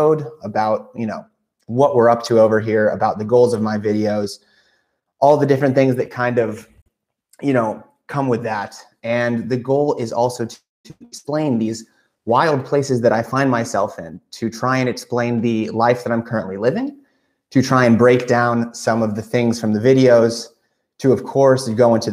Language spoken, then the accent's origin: English; United States; moved away as an adult; also born or lived in Albania; now in North Macedonia; being from the US